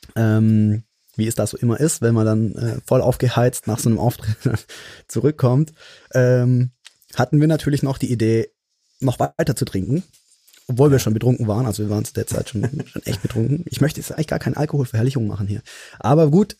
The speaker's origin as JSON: {"language": "German", "town": "Mannheim", "region": "Baden-Württemberg", "country": "Germany", "tie": "born or raised there", "said": "hier in meiner Heimatstadt in Mannheim"}